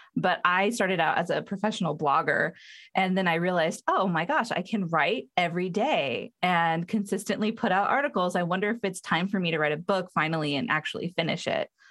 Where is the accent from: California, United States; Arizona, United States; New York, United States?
California, United States; Southern; I'm from Southern California